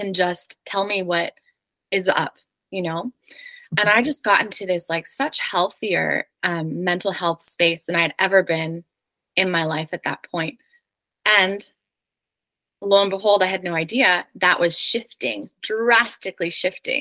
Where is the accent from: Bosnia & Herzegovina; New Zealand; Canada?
Canada; moved away as an adult; also born or lived in New York City; I'm originally Canadian, and my husband is a dual citizen, American and Canadian